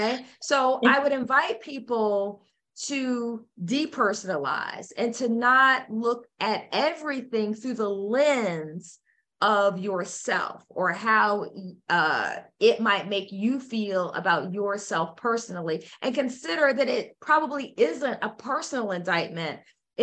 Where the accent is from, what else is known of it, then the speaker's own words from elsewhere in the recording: United States; I'm an American